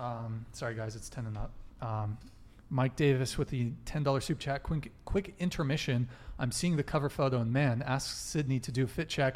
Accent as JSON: {"language": "English", "country": "Colombia", "said": "Colombia, my dude."}